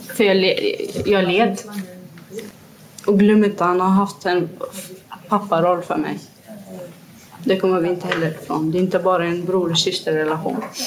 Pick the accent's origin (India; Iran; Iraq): Iraq; Kirkuk, Kirkuk Governorate; now in Gothenburg, Sweden; i Kirkuk? Där vi kommer ifrån